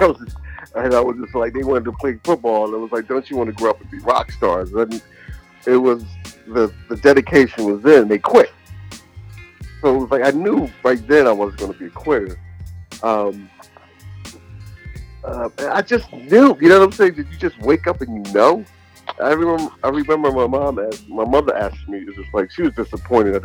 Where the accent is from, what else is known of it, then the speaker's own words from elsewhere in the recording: Philadelphia, Pennsylvania, United States; I was in Philly, and I was raised in the North and the South